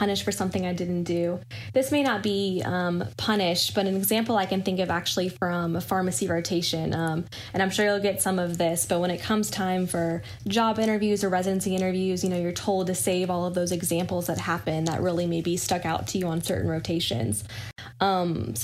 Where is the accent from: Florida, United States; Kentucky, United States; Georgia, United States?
Kentucky, United States; Louisville; moved away as an adult; also born or lived in Danville, Kentucky; now in Chapel Hill, United States; I am originally from Louisville, Kentucky